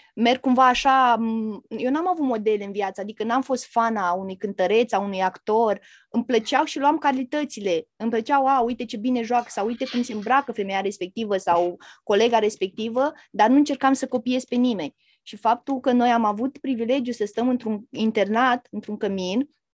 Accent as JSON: {"language": "Romanian", "country": "Romania", "moved": "as an adult", "lives_now": "England, United Kingdom", "said": "sunt din România"}